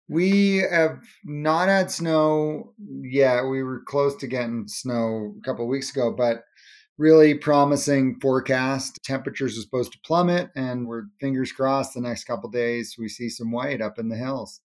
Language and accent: English; Cape Cod, Massachusetts, United States; We grew up on Cape Cod, Massachusetts